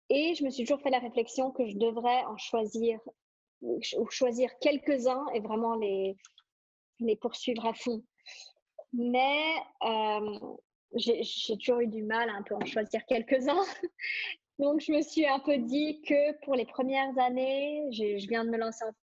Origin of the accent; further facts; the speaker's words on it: Singapore; now in Switzerland; Euh, j'ai grandi à Singapour, euh, j'ai toujours grandi dans des grandes villes où ça bouge énormément.